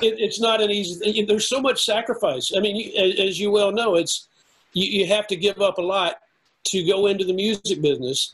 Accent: United States; local musicians in my hometown

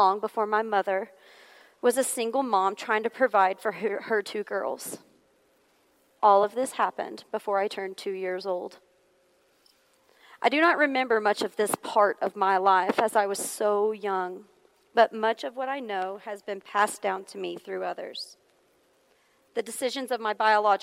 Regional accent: Hohenwald, Tennessee, United States; also born or lived in Nashville, Tennessee; we moved away from Nashville, Tennessee, to a small rural town called Homewald, where my parents still reside to this day.

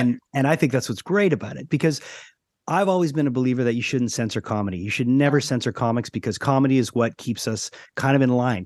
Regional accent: Montreal, Quebec, Canada; I'm a Montrealer. I've lived here my whole life.

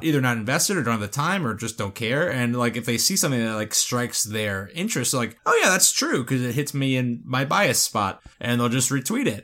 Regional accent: South Florida, United States; growing up in South Florida

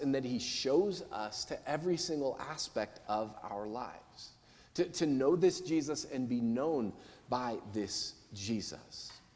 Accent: United States; I'm American

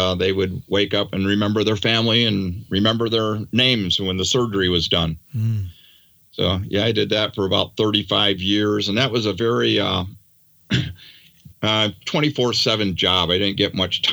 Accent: Daytona Beach, Florida, United States; also born or lived in New York; I grew up basically in Daytona Beach, Florida. So I grew up on the beach and surfing

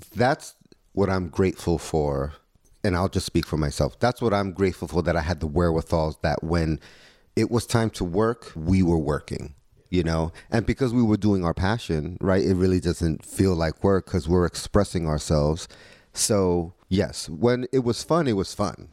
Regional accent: New York City, New York, United States; Growing up in the Lower East Side, you, we knew what we were getting out of people

